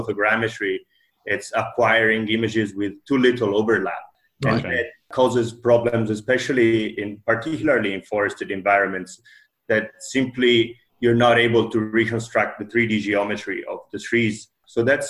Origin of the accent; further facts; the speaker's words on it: Italy; moved away as an adult; also born or lived in Finland / Sweden; now in Norway; I come originally from Italy, but it's about 10 years that I've been based in Scandinavia